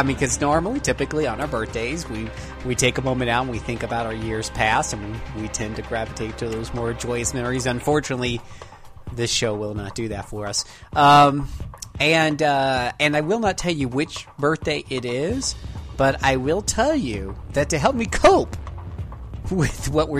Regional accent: Florida, United States; I come from Florida, where we have a privately owned ABC on just about every corner

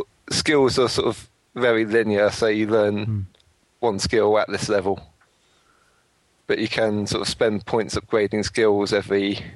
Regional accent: United Kingdom; We are British, though.

